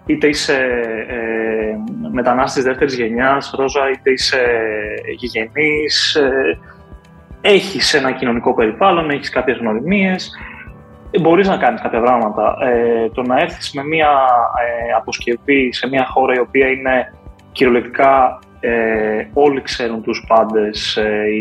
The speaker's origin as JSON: {"language": "Greek", "country": "Greece", "moved": "as an adult", "said": "θα έλεγα ότι και ένα από του λόγου που έφυγα από την Ελλάδα ήταν ότι δεν ήθελα σε καμία περίπτωση να πέσω στην ανάγκη του δημοσίου κατά κάποιο τρόπο."}